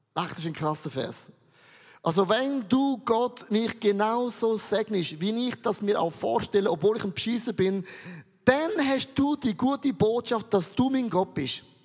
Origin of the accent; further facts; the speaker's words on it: Switzerland; Ich komme aus dem Rheintal